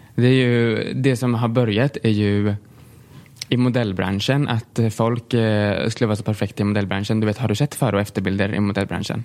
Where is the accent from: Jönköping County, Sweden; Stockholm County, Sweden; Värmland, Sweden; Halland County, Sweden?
Jönköping County, Sweden; Tranås; jag är uppväxt i Tranås